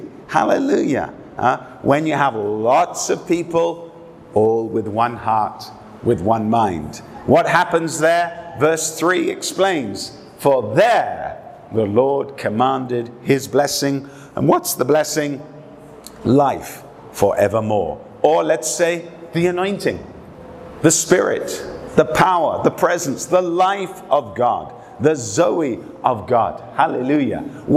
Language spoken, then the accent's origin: English; England, United Kingdom; I was brought up, I was raised in England. My father was a general in the British Army. I traveled from London, Oxford, Hong Kong, Moscow, Helsinki, many capital cities in the world